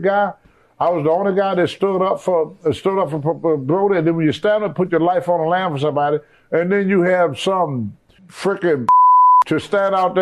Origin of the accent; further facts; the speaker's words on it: Southern, United States; accent: Southern; my Southern accent